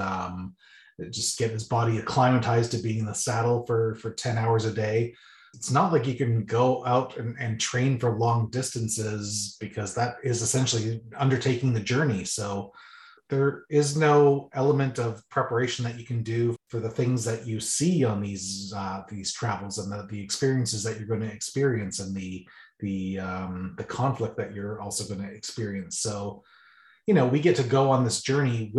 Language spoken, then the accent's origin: English; Caledon, Ontario, Canada; we grew up in Caledon, East Ontario together